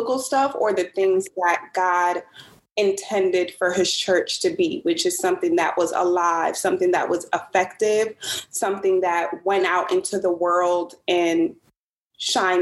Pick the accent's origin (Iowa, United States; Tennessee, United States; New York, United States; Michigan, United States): New York, United States; Brooklyn; moved away as an adult; now in Atlanta, United States; I'm born and raised in Brooklyn. I am 29 years old. I currently live in Atlanta